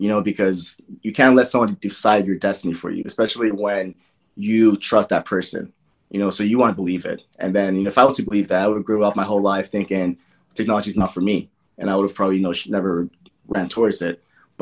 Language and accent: English; Nigeria; as a kid growing up in Nigeria, I was told from birth, education is your best friend.